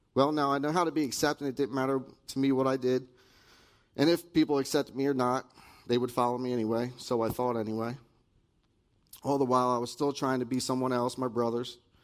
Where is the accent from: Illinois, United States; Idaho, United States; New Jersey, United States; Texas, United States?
New Jersey, United States; Dallaire; also born or lived in Pennsylvania; I was raised in Dallaire, New Jersey